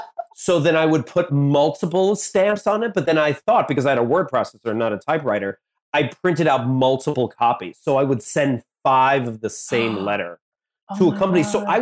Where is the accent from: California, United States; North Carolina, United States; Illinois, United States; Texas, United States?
Illinois, United States; Blue Island; I was born in Blue Island, Illinois.